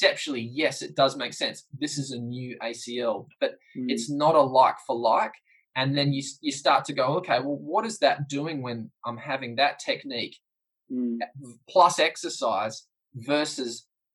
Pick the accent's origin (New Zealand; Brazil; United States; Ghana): New Zealand; as a New Zealander